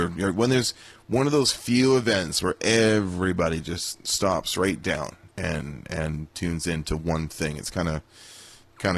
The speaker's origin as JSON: {"language": "English", "town": "Vancouver", "region": "British Columbia", "country": "Canada", "tie": "born or raised there", "said": "growing up in Vancouver"}